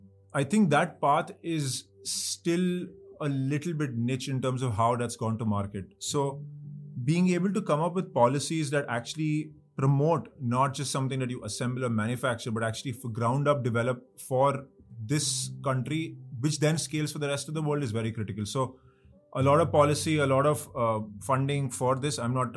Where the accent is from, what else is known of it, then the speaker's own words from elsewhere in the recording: Mumbai, Maharashtra, India; moved away as an adult; now in Bangalore, India; I'm from Mumbai. I grew up most of my life in Mumbai, right? And I think I only really visited Bangalore after college. It's not like I've spent too much time, but the last 5 years of my life have been in Bangalore.